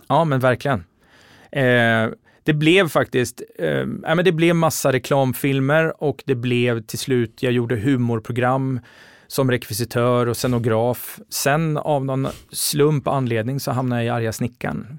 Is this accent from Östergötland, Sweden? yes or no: yes; Linköping, Östergötland, Sweden; moved away as an adult; now in Stockholm, Sweden; Jag är från Linköping från början. Mm. Så jag gjorde mina, gjorde, eh, jag bodde mina första 18 år i Linköping